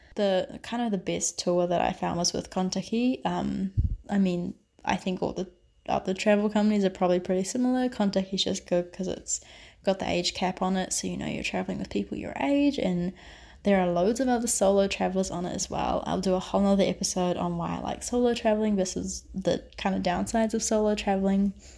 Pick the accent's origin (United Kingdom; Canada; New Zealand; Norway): New Zealand; moved away as an adult; now in Barcelona, Spain; I am currently doing a semester abroad in Barcelona, although I'm originally from New Zealand.